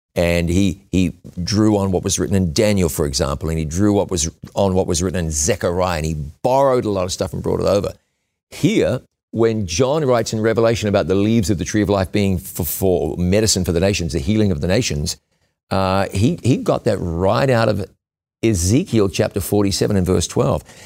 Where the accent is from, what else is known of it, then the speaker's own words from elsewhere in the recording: New Zealand; moved away; in my, my home country of New Zealand